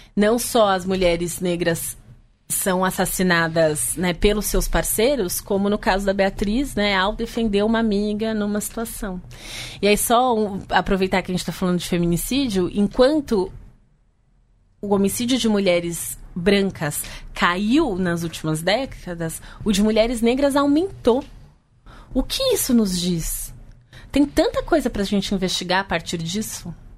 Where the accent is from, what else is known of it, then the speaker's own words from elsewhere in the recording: São Paulo, Brazil; Eu cresci na periferia de São Paulo, na Zona Norte